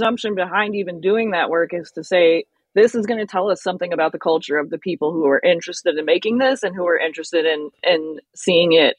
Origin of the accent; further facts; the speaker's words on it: United States; being African American, but not a descendant of slaves